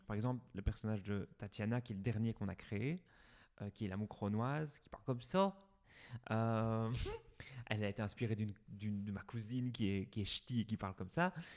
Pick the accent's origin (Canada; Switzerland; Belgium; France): Belgium; Ath, Wallonia; also born or lived in Brussels; Je suis né à Hatt, j'ai grandi ici, je suis allé à l'école ici